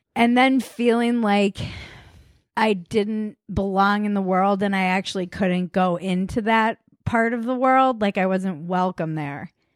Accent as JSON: {"language": "English", "country": "United States", "said": "the culture you were raised in for us being American"}